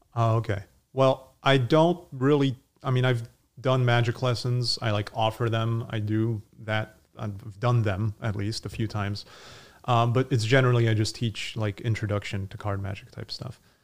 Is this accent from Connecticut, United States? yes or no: yes; Connecticut, United States; I grew up in Connecticut